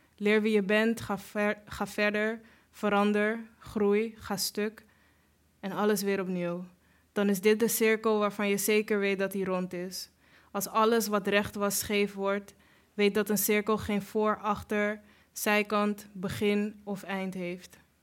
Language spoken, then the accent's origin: Dutch; Amsterdam, North Holland, Netherlands; een beetje Suriname, een beetje Nederland, heel veel Amsterdam